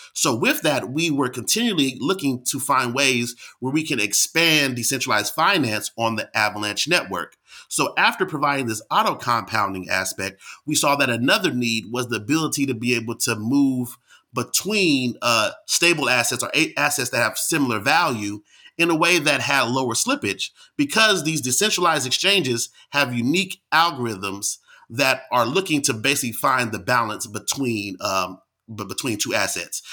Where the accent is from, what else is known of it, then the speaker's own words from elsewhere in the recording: Bay Area, California, United States; moved away as an adult; also born or lived in Washington, D.C. / Pittsburgh, Pennsylvania; I'm from California in the Bay Area